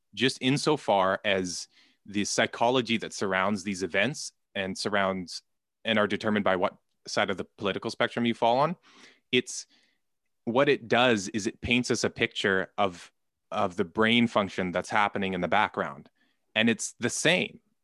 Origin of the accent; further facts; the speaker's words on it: Canada; I'm Canadian